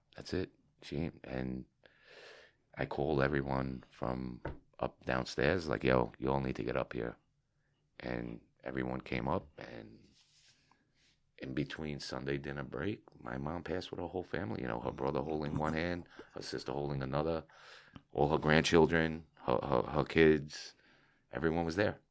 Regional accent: New York City, New York, United States; Growing up in, eh, you know, um, even in Carroll Gardens, it was phenomenal

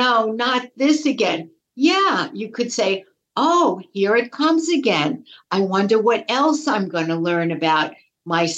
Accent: New York, United States; I grew up in New York, and in elementary school, they teach New York State history

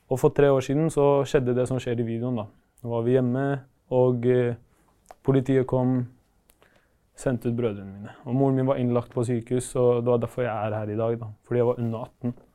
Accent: Palestine; now in Norway; Så greia er at eh, jeg er originalt fra Palestina. Og der er det krig, selvfølgelig, og vi eh, hadde ikke så god råd. Og ja, moren min ville ha et bedre liv for oss, så vi kom til Norge i 2008.

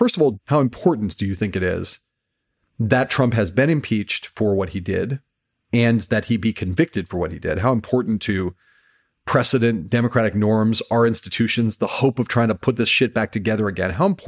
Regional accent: Germany; He would say all the time that he liked me because I was from Germany.

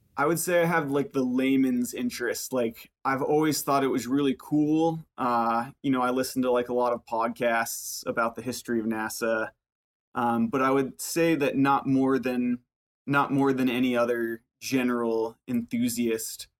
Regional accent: Burlington, Vermont, United States; I grew up in, in Burlington, Vermont

